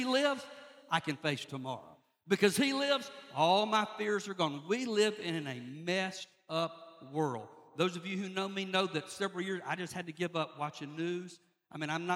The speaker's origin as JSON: {"language": "English", "region": "South Georgia", "country": "United States", "tie": "born or raised there", "also_born_or_lived": "Lynchburg, Virginia", "moved": "as an adult", "said": "I grew up in South Georgia"}